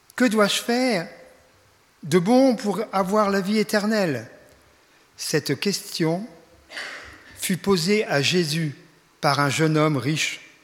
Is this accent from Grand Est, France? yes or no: yes; Reims, Grand Est, France; moved away; also born or lived in Ingwiller; d'après l'accent vous reconnaîtrez que je ne suis pas de la région, je viens de, de la région euh, champenoise, je suis né à Reims. Enfin j'ai quitté il y a déjà fort longtemps